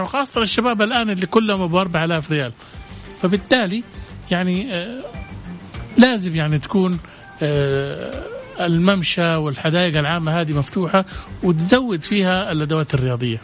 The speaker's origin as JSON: {"language": "Arabic", "town": "Jeddah", "region": "Makkah Province", "country": "Saudi Arabia", "said": "عندنا في جدة"}